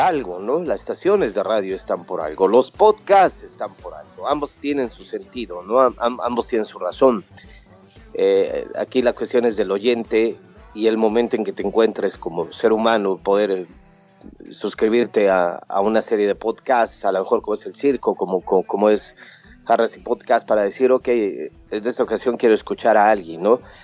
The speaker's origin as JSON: {"language": "Spanish", "country": "Mexico", "moved": "as an adult", "lives_now": "United States", "said": "Al llegar a los Estados Unidos y, cuando me fui de México"}